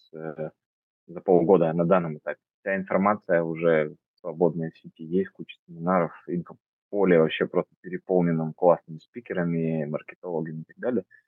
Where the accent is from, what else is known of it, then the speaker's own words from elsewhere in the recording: Omsk, Omsk Oblast, Russia; я родился в Омске, и там получился, стал фотографом